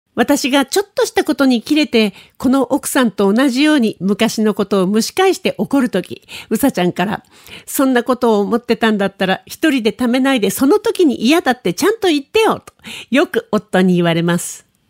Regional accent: Tokyo, Japan; moved away as an adult; also born or lived in Shonan, Kanagawa; 東京生まれの私ですけどね、私は24歳まで東京にいて、それからはずっと海のある湘南暮らしをしていました

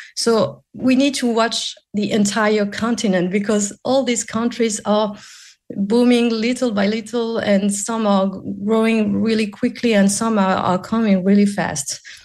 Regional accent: Morocco; now in Paris, France; I'm based in Paris, but I'm originally from Morocco.

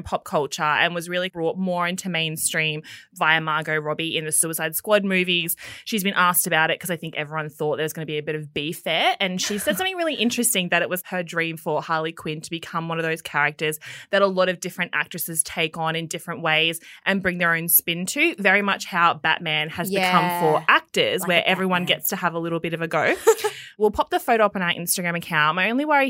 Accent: Townsville, Queensland, Australia; I'm from Townsville

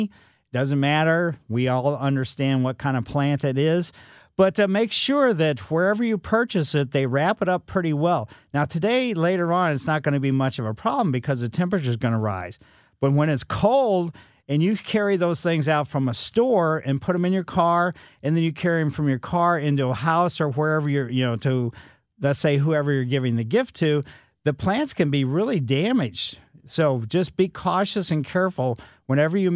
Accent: Ellisville, Missouri, United States; growing up in Ellisville on Maple Lane

